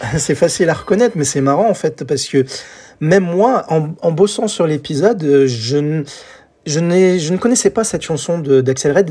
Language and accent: French; France; chez nous en France